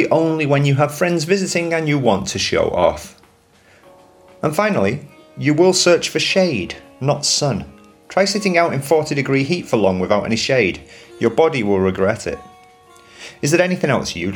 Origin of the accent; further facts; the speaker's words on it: England, United Kingdom; moved away as an adult; also born or lived in London; now in Spain; We are English